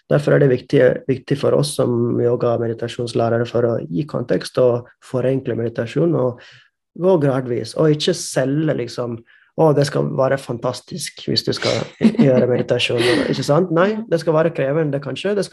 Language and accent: Norwegian; India; Måten jeg vokste opp i India, hadde ikke datamaskin, hadde ikke internett da jeg var liten.